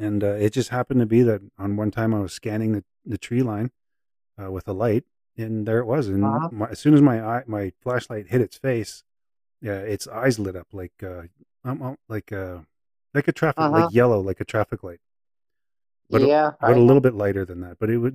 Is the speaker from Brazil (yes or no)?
no; Saskatchewan, Canada; now in British Columbia, Canada; I'm from Saskatchewan as well. Like, I'm a prairie boy, so I'm a flatlander, and it just I never heard much while I was living there. But as soon as I moved to BC